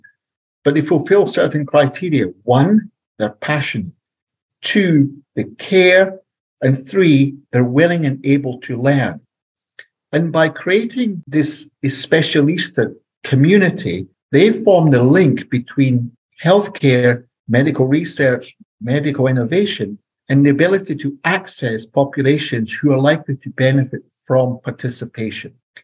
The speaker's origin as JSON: {"language": "English", "region": "Scotland", "country": "United Kingdom", "moved": "as an adult", "lives_now": "Santa Barbara, United States", "said": "So you can tell from my accent, I'm not American. I'm from Scotland. I'm a white guy from Scotland, parachuted in to the central coast of California"}